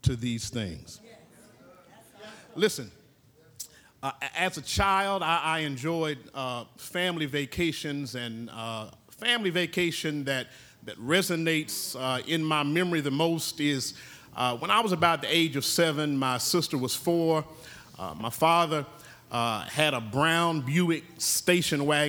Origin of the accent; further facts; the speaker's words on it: Oklahoma, United States; I'm from Oklahoma